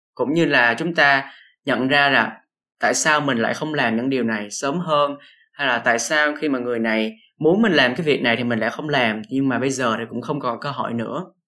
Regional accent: Vietnam

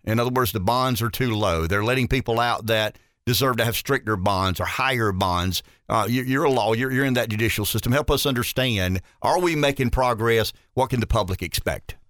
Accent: Pamlico, South Carolina, United States; I'm from Pamlico

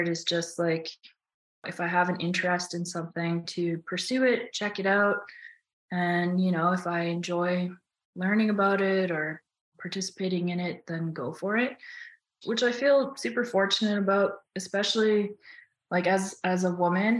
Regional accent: Tadoule Lake, Manitoba, Canada; also born or lived in Churchill, Manitoba; now in Yukon, Canada; I was born in Churchill, Manitoba, and we moved to Tuduli Lake when I think I was two or something. And so all my first memories come from being in Tuduli.

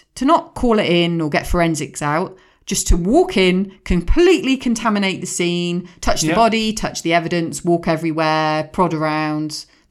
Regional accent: Swindon, South West England, United Kingdom; Growing up in Swindon, we had clubs, we had revolving bars, we had it all.

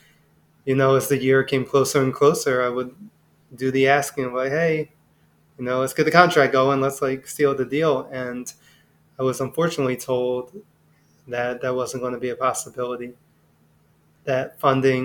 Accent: Philadelphia, Pennsylvania, United States; I'm born and raised in Philadelphia

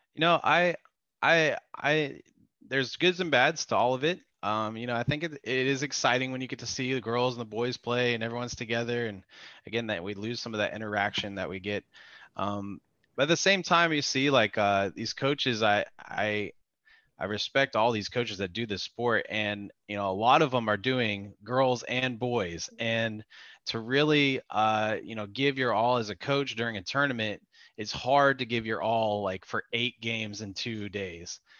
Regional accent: Dallas, Texas, United States; also born or lived in Arlington, Texas; I grew up in Dallas and in Arlington

